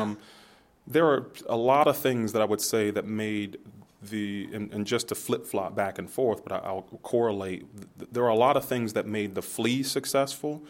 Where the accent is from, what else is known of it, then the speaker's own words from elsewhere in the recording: Youngstown, Ohio, United States; I'm from Youngstown